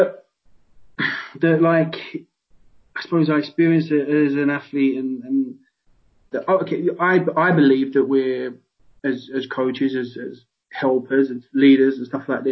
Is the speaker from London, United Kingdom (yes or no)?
yes; London, United Kingdom; moved away as an adult; also born or lived in Walsall; I come from London, I all my friends are down there